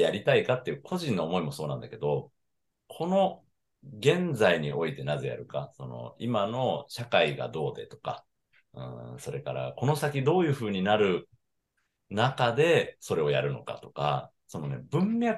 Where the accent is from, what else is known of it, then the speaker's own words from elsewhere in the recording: Higashimurayama, Tokyo, Japan; moved away as an adult; now in Kagoshima, Japan; 出身はね、東京なんですよ。東京の東村山というところから来て